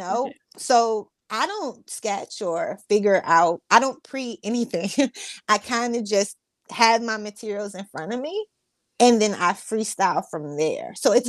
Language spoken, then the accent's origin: English; New Jersey, United States; I'm choosing Six Flags Great Adventure because I'm from New Jersey over both.